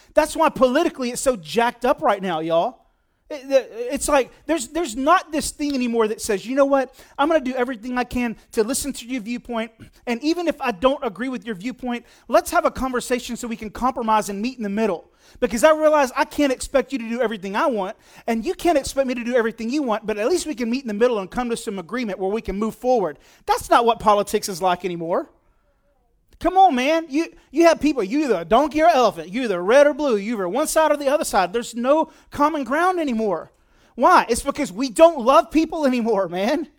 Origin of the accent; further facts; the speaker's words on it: United States; I'm an American